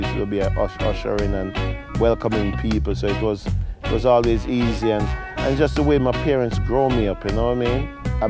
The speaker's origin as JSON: {"language": "English", "country": "Jamaica", "tie": "born or raised there", "moved": "yes", "lives_now": "London, United Kingdom", "said": "Growing up in Jamaica, everybody's like a mini MC."}